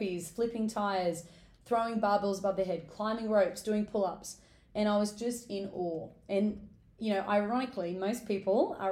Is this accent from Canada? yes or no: no; Newcastle, New South Wales, Australia; I'm originally from Newcastle, so I've moved away, come back, but I am a Novocastrian at heart